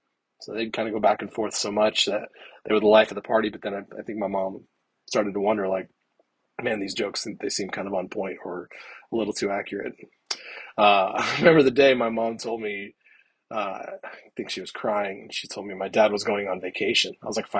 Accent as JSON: {"language": "English", "region": "California", "country": "United States", "tie": "born there", "said": "I guess that technically means I'm from California, which makes me automatically cooler."}